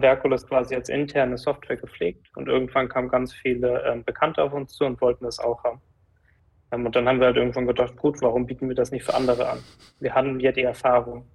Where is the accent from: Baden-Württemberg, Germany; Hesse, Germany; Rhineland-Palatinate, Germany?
Hesse, Germany; Giessen; also born or lived in Frankfurt; aus Gießen, da wo ich aufgewachsen bin, da wo auch die Firma ist